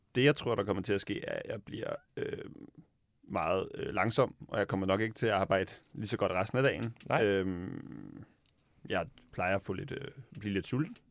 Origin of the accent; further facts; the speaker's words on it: Slagelse, Zealand, Denmark; nu er jeg fra Slagelse, og der, der var det meget øh, øh, klump, man røg, da jeg var ung